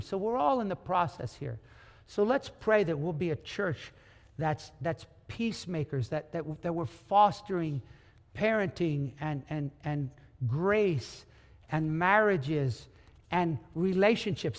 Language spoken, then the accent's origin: English; United States; you and me being American